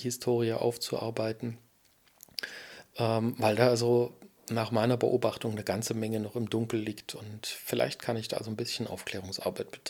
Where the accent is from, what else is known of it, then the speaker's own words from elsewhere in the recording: Erfurt, Thuringia, Germany; Als Erfurter habe ich natürlich Erfurt-Geschichten zu erzählen. Also ich liebe und äh, mag meine Heimatstadt Erfurt sehr als Blumenstadt